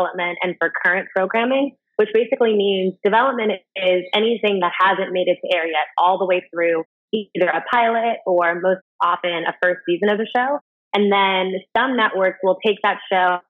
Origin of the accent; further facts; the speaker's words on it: Cincinnati, Ohio, United States; also born or lived in Inglewood, California / New York; now in Los Angeles, United States; My parents met in Cincinnati, Ohio, and that's where they raised the kids. So I'm from Ohio